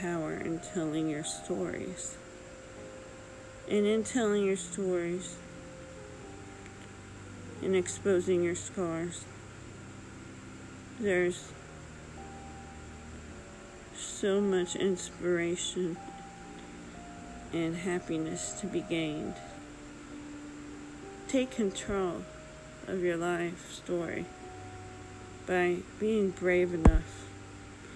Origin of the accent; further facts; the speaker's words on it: Texas, United States; my state of Texas